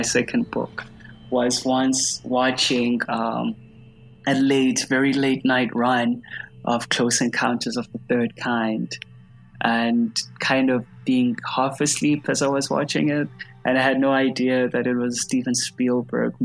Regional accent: South Africa; as a South African, I used to think that it was just because of me and just how I was. But the older I've gotten, the more I've realized how much that was influenced by the society I grew up under

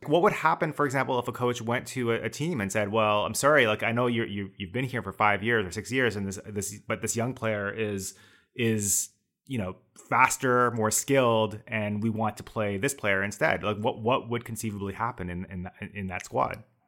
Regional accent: Canada; I'm Canadian

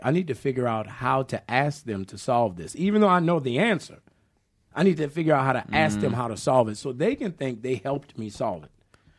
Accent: New Orleans, Louisiana, United States; accent: New Orleans; And, you know, I was from New Orleans. I wasn't from the Midwest. I wasn't from California. So my accent was very distinctive, you know.

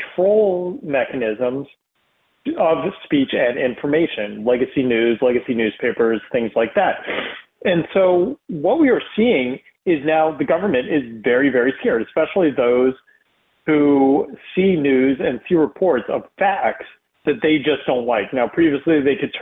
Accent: East Coast, United States; moved away as an adult; also born or lived in Texas; I was a Jew growing up in the East Coast

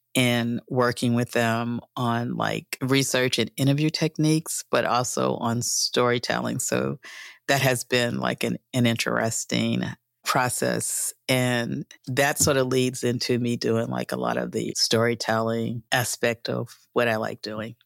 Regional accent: Atlantic City, New Jersey, United States; I grew up in Atlantic City

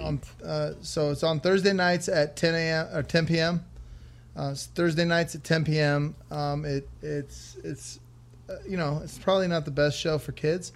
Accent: Las Vegas, Nevada, United States; I was born and raised in Vegas

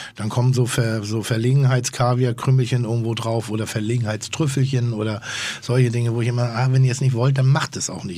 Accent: Northern Germany, Germany; ich bin ja Norddeutscher

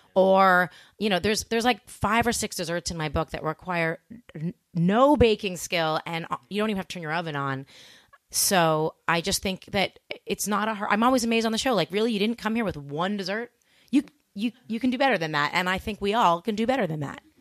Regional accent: Toronto, Ontario, Canada; also born or lived in Montreal; I grew up in Toronto

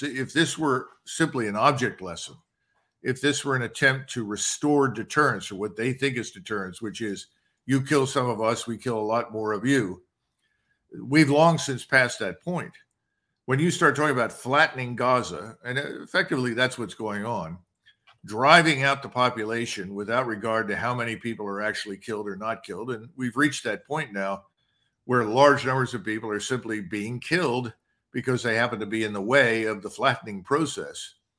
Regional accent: United States; I'm an American

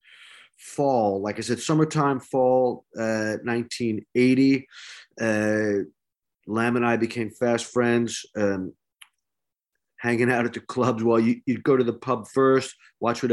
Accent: New York, United States; also born or lived in London; now in Los Angeles, United States; I was from New York. I went to London, then I wound up in LA just a couple of years later.

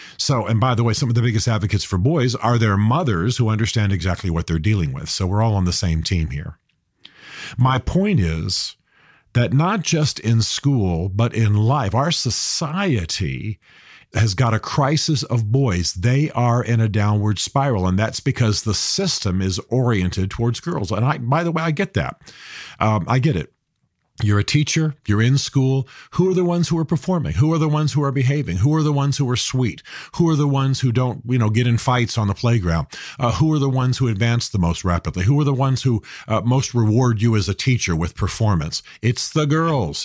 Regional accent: United States; I'm a Christian. I'm an American.

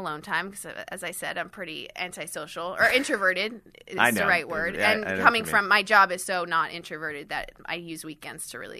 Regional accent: Miami, Florida, United States; also born or lived in London / Switzerland; So I'm from Switzerland, and I grew up in Miami and London.

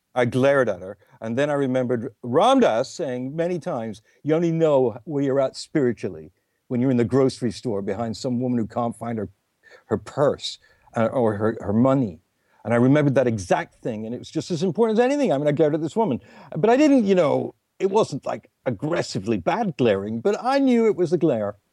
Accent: England, United Kingdom; It's just me being English.

